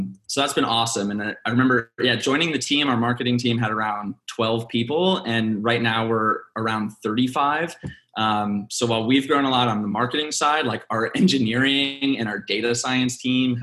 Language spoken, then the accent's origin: English; Dallas, Texas, United States; also born or lived in Philippines; now in Austin, United States; I'm actually from Dallas, Texas. I was born in Austin, love Austin